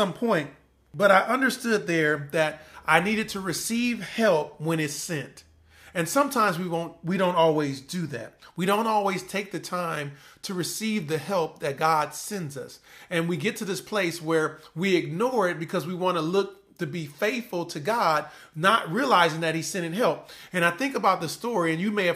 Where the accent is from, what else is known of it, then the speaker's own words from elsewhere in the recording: Compton, California, United States; I'm from Compton, California